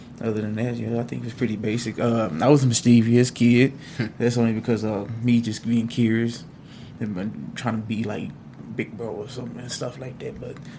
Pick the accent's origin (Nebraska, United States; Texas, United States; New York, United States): Texas, United States; Austin; I'm from from Austin, but the east side of Austin to be exact.